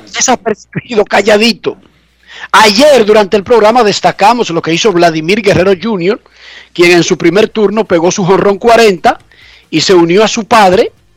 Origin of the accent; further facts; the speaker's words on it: Santo Domingo Oeste, Distrito Nacional, Dominican Republic; yo que soy de Buenos Aires de Herrera